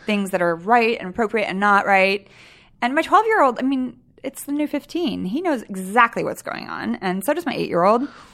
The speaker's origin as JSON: {"language": "English", "town": "Sacramento", "region": "California", "country": "United States", "tie": "born or raised there", "said": "I was raised in Sacramento"}